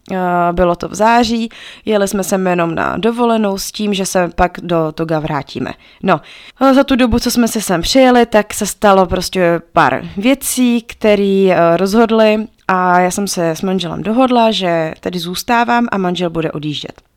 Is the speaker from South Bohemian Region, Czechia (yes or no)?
no; Pardubice, Pardubice Region, Czechia; also born or lived in Togo; my jsme z Pardubic